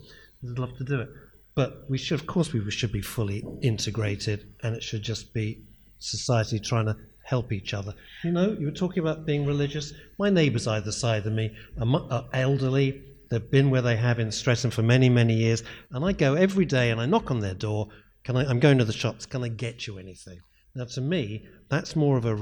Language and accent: English; London, United Kingdom; moved away as an adult; now in Streatham, United Kingdom; I was born and raised in Northwest London